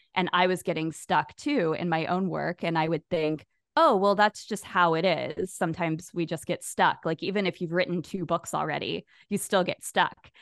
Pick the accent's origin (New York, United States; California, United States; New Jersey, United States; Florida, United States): Florida, United States; Jacksonville; my hometown of Jacksonville, Florida, where I've lived my whole life